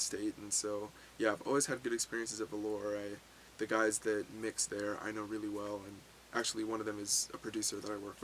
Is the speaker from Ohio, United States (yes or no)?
no; San Diego, California, United States; now in Utah, United States; I didn't grow up in Utah. I grew up in San Diego, went to high school in San Diego